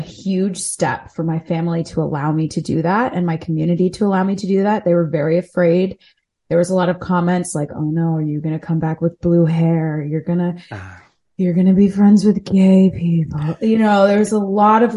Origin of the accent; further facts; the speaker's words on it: Delaware, United States; now in New York City, United States; I grew up in Delaware